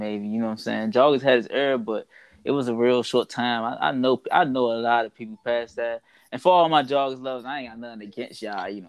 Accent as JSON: {"language": "English", "town": "Washington", "region": "District of Columbia", "country": "United States", "tie": "born or raised there", "said": "I'm from Washington D.C. Grew up there, born and raised"}